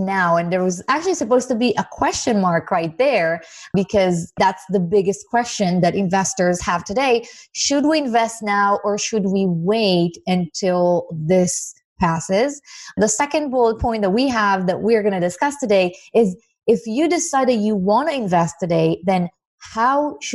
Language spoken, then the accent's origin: English; Israel; moved away as an adult; now in United States; I was born in Israel, and I had a very, very humble beginning. I moved to the States about less than 6 years ago, actually